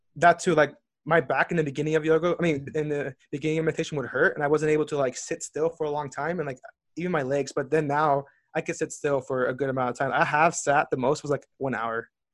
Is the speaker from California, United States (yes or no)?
yes; Southern California, United States; I was born and raised in Southern California.